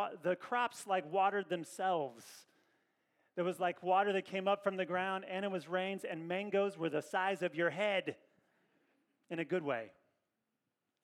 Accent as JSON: {"language": "English", "region": "Kentucky", "country": "United States", "moved": "yes", "lives_now": "Northern California, United States", "said": "I'm from Kentucky"}